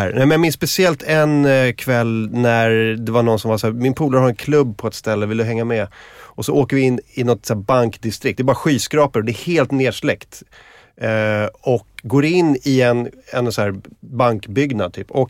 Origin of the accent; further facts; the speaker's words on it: Sweden; Jag är från Sverige.